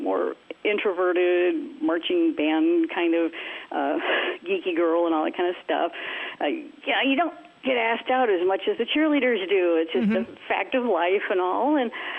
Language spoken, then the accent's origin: English; Minneapolis, Minnesota, United States; I was born and raised in the Kingdom of Minneapolis, Minnesota.